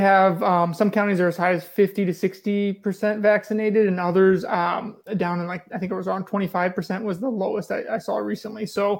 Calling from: Indiana, United States; I'm calling from Indiana, and specifically Northwest Indiana, just outside of Chicago.

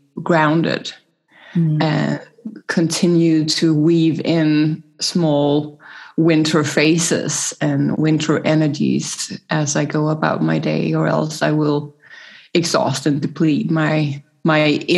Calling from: Copenhagen, Capital Region, Denmark; I'm joining you from Copenhagen, Denmark, so Northern Hemisphere.

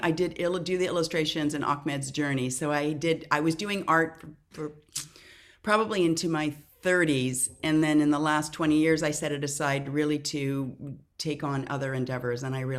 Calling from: California, United States; I am in Southern California on a hazy morning.

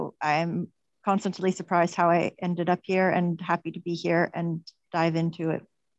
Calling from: Madeira, Portugal

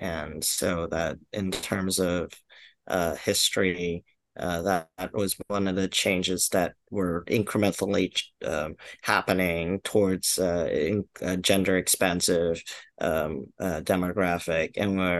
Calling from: Manhattan, New York, United States; I'm calling in from Manhattan, or also known as the Lenape land

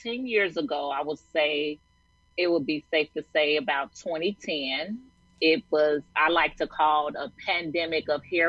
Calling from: Chicago, Illinois, United States; I am in Chicago, Illinois.

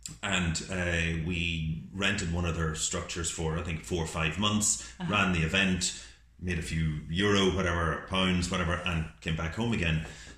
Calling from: Ireland; we're ringing from Ireland.

